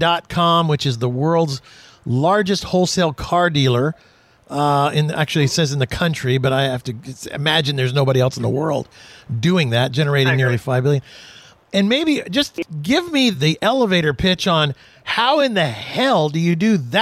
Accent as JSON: {"language": "English", "town": "Houston", "region": "Texas", "country": "United States", "tie": "born or raised there", "said": "I was born and raised in Houston"}